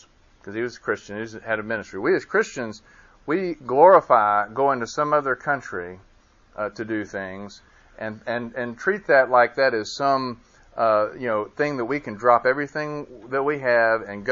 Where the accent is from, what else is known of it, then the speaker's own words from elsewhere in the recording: Birmingham, Alabama, United States; also born or lived in Bessemer, Alabama / Vestavia Hills, Alabama; I am from Birmingham. I grew up in this area, technically Bessemer, when I was a kid, lived there, went to Vestavia High School